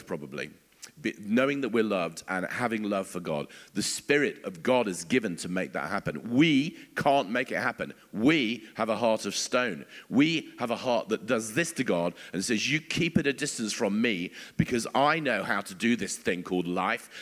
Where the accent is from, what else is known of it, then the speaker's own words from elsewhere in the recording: England, United Kingdom; as English people